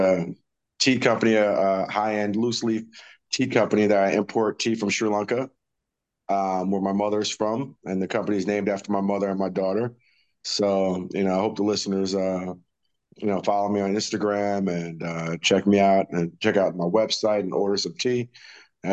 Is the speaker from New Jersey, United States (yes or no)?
yes; South Orange, New Jersey, United States; now in Wilmington, North Carolina, United States; where I grew up in South Orange